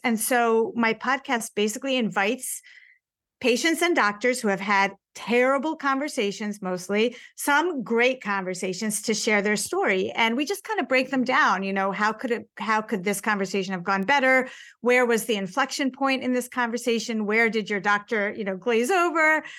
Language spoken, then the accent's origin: English; United States; as an American